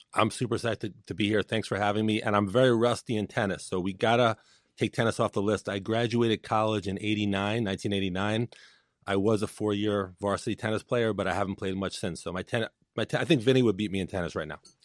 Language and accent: English; New York City, New York, United States; Born and raised in Brooklyn, New York.